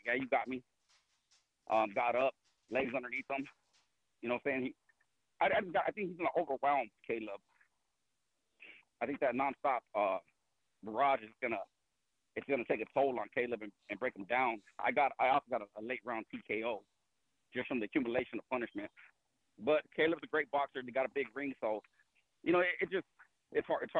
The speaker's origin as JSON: {"language": "English", "town": "Phoenix", "region": "Arizona", "country": "United States", "tie": "born or raised there", "said": "I'm Phoenix. I'm from South Phoenix."}